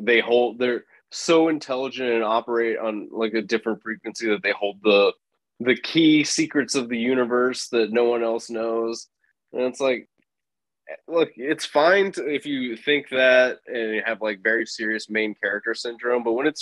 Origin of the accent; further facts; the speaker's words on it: Boston, Massachusetts, United States; also born or lived in Bangladesh; I was born in Bangladesh, but I grew up and lived my whole life in Boston